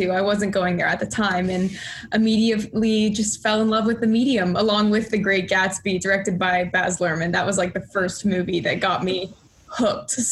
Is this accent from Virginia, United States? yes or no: no; Houston, Texas, United States; moved away as an adult; now in New York, United States; I was originally born in Houston, Texas, so I traveled a little far for college.